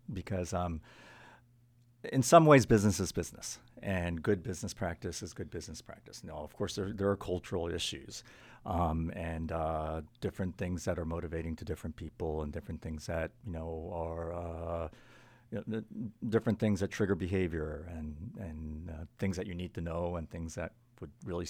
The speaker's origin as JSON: {"language": "English", "country": "Japan", "tie": "born or raised there", "also_born_or_lived": "New York, United States / Los Angeles, United States / Kuala Lumpur, Malaysia", "second_language": "English", "said": "I grew up in Japan and the United States and Malaysia for the first 20 years of my life. It was kind of half Japan, half overseas. 5 years in New York, 2.5 years in L.A., and the balance in Kuala Lumpur, Malaysia."}